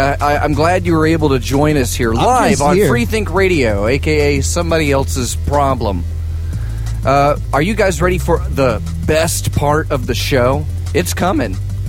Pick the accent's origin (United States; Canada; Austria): United States; the South; And I'm from the South.